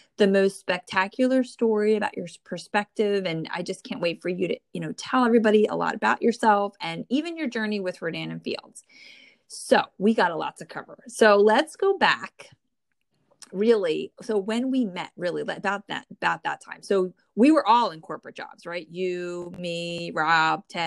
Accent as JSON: {"language": "English", "region": "New Jersey", "country": "United States", "tie": "born or raised there"}